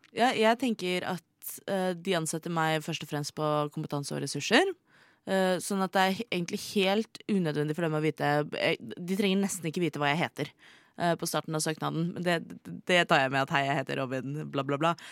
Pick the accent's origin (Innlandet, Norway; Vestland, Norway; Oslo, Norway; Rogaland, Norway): Oslo, Norway; jeg kom fra Oslo